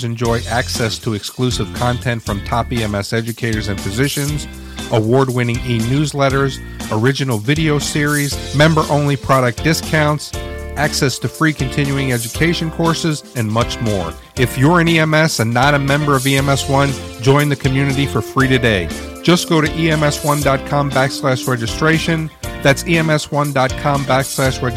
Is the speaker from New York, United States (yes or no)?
yes; New York City, New York, United States; growing up in New York City